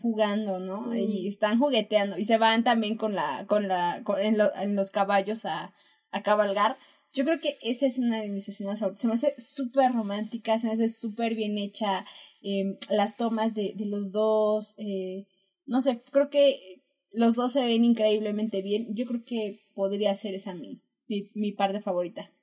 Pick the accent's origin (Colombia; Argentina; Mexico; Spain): Mexico; somos mexicanos